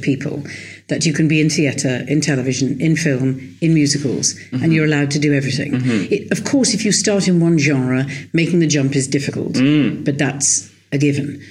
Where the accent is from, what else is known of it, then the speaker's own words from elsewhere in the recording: London, United Kingdom; I was born in London.